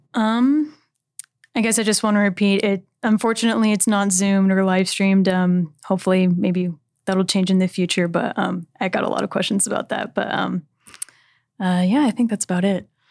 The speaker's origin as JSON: {"language": "English", "region": "California", "country": "United States", "said": "I'm from California"}